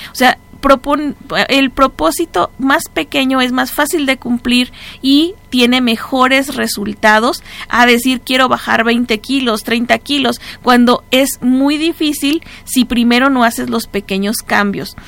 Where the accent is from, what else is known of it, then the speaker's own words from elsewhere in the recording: Mexico; nosotros como raza, aquí como mexicanos